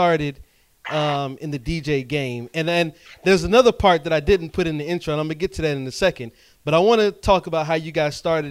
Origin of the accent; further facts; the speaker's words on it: Durham, North Carolina, United States; here in Durham, North Carolina, being that I'm from here and I do a lot of stuff here on the scene here in 2018